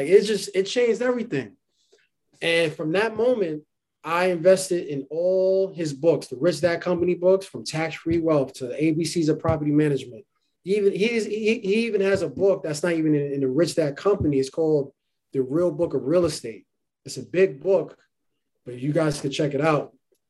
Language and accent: English; New York City, New York, United States; also born or lived in Harlem; I was born in Harlem, raised in the Bronx, go Yankees. And I was raised in the Bronx. I still live in New York City.